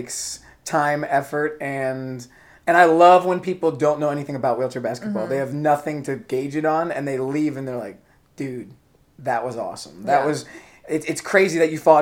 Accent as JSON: {"language": "English", "town": "Hershey", "region": "Pennsylvania", "country": "United States", "also_born_or_lived": "Illinois", "moved": "as an adult", "said": "I am originally from Hershey, Pennsylvania"}